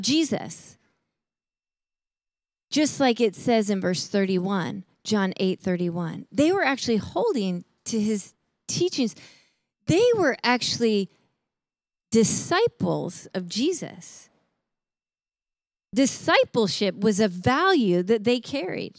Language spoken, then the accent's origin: English; Chicago, Illinois, United States; I grew up in Chicago, and so we're in Chicago